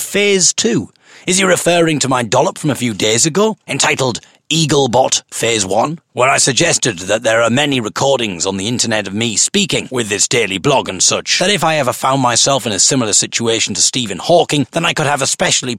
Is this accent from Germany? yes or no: no; United Kingdom; I am merely a British folk singer and blogger